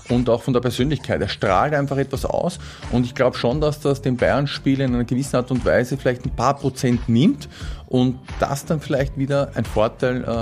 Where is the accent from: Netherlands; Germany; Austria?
Austria; trotzdem bin ich Österreicher und äh, ich bin Patriot und deswegen drücke ich einfach Salzburg die Daumen.